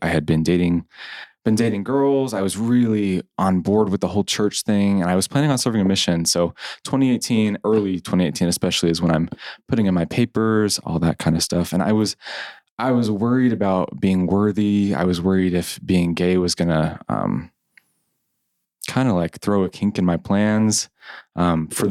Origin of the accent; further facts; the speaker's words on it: United States; as an American.